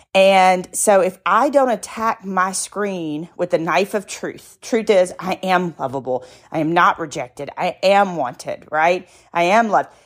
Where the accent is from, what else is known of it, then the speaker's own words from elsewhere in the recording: the South, United States; I'm from the South